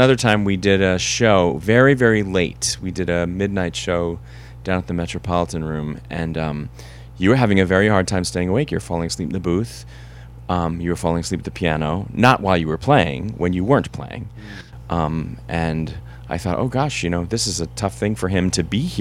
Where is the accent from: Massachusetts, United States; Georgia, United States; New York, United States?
New York, United States; Larchmont; I'm the youngest of 7, and I grew up in Larchmont, which is sort of a town over from Scarsdale